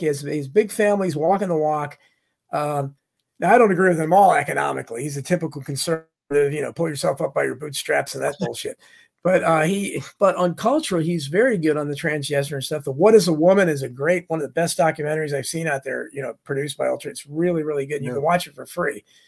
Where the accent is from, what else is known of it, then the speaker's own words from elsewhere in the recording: Falls Church, Virginia, United States; I was raised in Falls Church, Virginia.